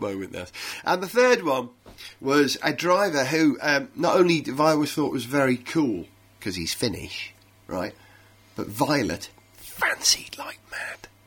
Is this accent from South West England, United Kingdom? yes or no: no; Wales, United Kingdom; I'm a Welshman